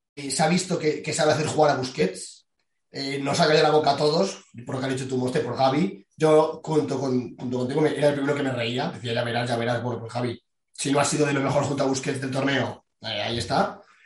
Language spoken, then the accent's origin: Spanish; Spain; somos tres españoles